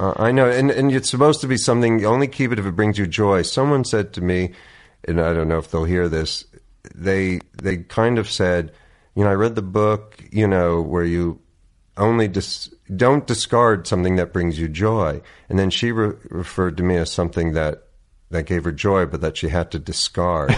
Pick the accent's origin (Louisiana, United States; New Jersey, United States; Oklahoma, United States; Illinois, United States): New Jersey, United States; Oakland; moved away as an adult; also born or lived in New York City / Princeton; So I grew up, yeah, in this little town called Oakland, New Jersey, about thirty minutes outside of New York.